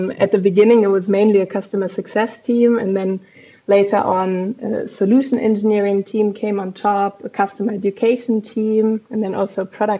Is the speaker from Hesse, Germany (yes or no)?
yes; Frankfurt, Hesse, Germany; also born or lived in Munich / Copenhagen; I was born and raised in Frankfurt here in Germany